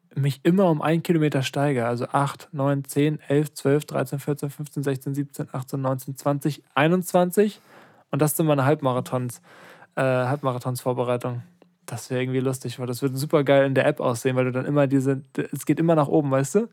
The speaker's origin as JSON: {"language": "German", "town": "Lübeck", "region": "Schleswig-Holstein", "country": "Germany", "tie": "born or raised there", "said": "ich bin in Lübeck geboren"}